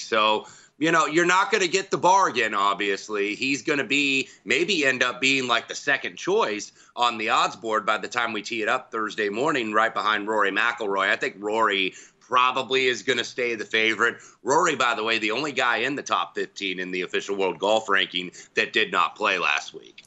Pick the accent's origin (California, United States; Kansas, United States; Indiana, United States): Indiana, United States; my hometown team